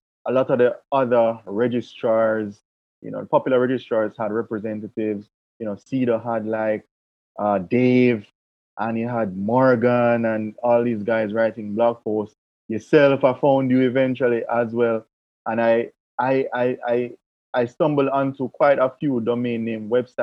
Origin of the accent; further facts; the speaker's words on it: Jamaica; as a Jamaican